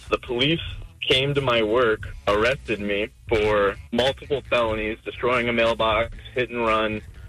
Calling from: Jacksonville, Florida, United States; I'm calling from Mandarin.

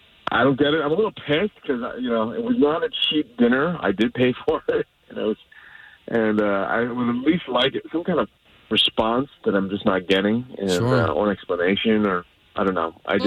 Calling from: Windermere, Florida, United States

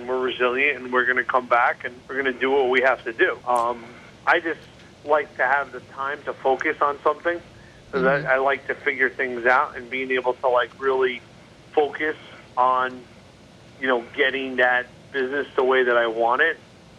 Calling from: New Jersey, United States; I'm actually at my shore house in the Jersey Shore.

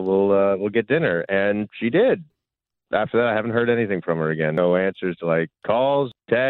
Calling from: Christmas, Florida, United States; Calling you from Christmas.

